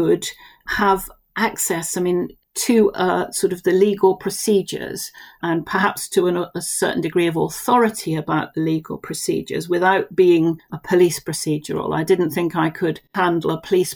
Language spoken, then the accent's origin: English; Romsey, South East England, United Kingdom; now in Chandler's Ford, United Kingdom; I was born and brought up in Romsey, lived there the first 15 years of my life.